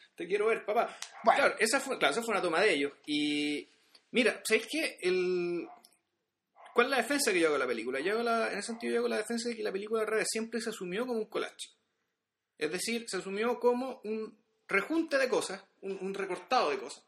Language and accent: Spanish; Chile; nosotros como chilenos